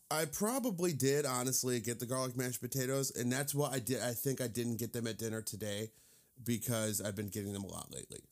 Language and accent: English; Indiana, United States; I'm from Indiana